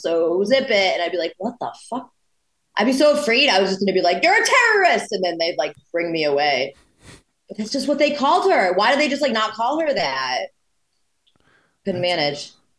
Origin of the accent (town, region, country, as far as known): Connecticut, United States